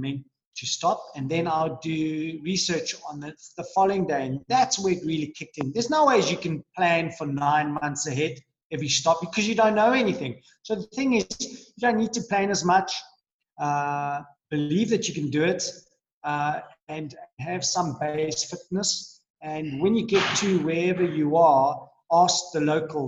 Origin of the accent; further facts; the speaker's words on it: Johannesburg, Gauteng, South Africa; I was born in Joburg